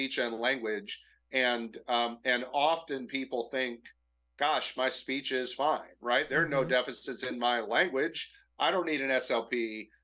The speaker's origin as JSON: {"language": "English", "region": "Michigan", "country": "United States", "said": "I'm from Michigan"}